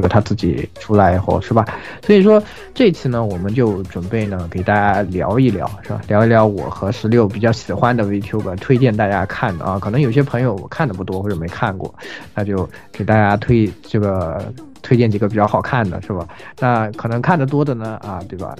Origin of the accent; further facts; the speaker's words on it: China; 我们中国人民非常熟悉的啊